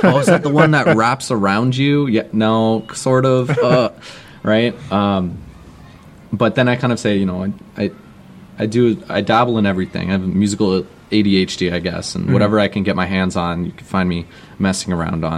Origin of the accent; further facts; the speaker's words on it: Brampton, Ontario, Canada; moved away; We're both from Brampton.